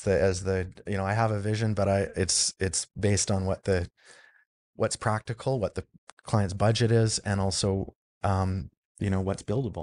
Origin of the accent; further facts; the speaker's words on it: Vancouver Island, British Columbia, Canada; I grew up on Vancouver Island